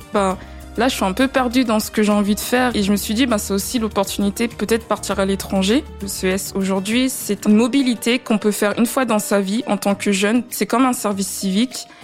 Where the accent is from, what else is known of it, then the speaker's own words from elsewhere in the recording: France; also born or lived in Latvia; en tant que française